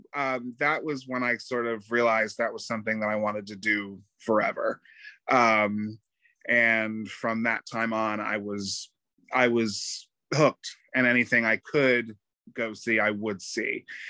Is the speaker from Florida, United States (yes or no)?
yes; New Smyrna Beach, Florida, United States; also born or lived in Pompton Plains, New Jersey; I was born in New, in New Jersey, but I went to school here. I graduated high school in New Smyrna Beach. So I've been, you know, I'm I'm essentially a Florida boy, recovering New Jerseyite